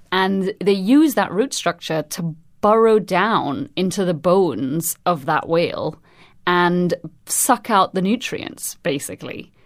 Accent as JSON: {"language": "English", "country": "Trinidad & Tobago", "tie": "born or raised there", "moved": "yes", "lives_now": "London, United Kingdom", "said": "I'm originally from Trinidad and Tobago, but I'm currently based at the Natural History Museum in London"}